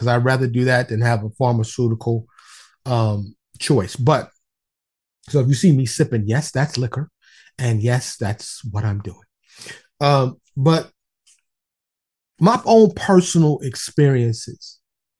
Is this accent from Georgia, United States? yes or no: no; New York City, New York, United States; I grew up in New York City. Okay, born and raised in the streets of Harlem and the Bronx.